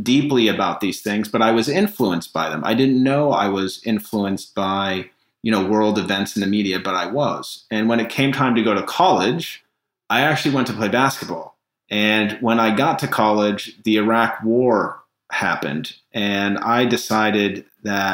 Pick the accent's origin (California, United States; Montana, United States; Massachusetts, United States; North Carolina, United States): Massachusetts, United States; Needham; also born or lived in London, United Kingdom; I grew up in Needham, Massachusetts. It's considered a suburb of Boston